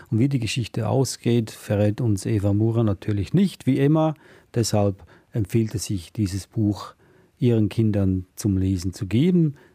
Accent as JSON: {"language": "German", "country": "Switzerland", "said": "weil ich darf das sagen als Schweizer"}